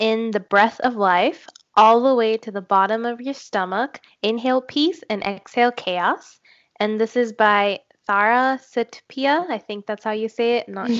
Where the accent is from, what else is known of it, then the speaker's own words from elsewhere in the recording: India; I'm Indian.